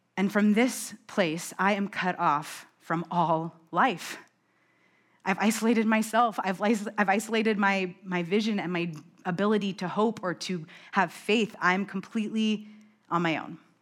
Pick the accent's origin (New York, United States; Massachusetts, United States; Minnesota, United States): New York, United States; I'm from New York.